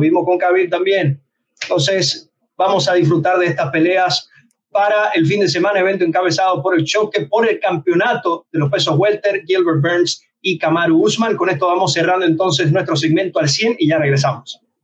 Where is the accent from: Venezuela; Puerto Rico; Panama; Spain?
Venezuela; yo, yo soy de Venezuela